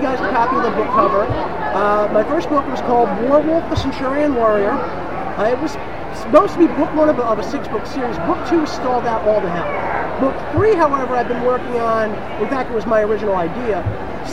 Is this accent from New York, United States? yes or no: yes; Brooklyn, New York, United States; now in Saratoga Springs, United States; I live right here in Saratoga Springs. I'm originally from Brooklyn.